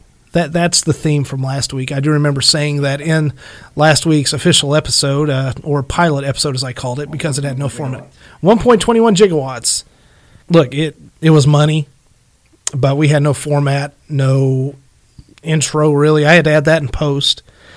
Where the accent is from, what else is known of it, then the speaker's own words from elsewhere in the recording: Illinois, United States; accent: southern; I'm originally from Illinois, and I'm sure you can't quite tell that because I'm starting to have a really big southern redneck accent, which I'm completely okay with.